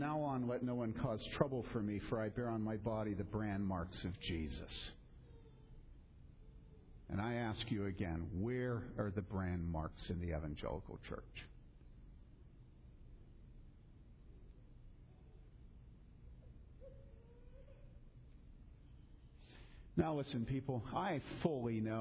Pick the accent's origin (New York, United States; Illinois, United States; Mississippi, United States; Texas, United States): Illinois, United States; DuPage County; I grew up there. I grew up in DuPage County